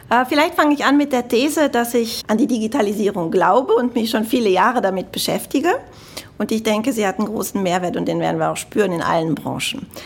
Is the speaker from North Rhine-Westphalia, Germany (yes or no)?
yes; Cologne, North Rhine-Westphalia, Germany; man hört es bestimmt, ich komme aus Deutschland. Aber ganz konkret komme ich aus Köln, aus dem Rheinland.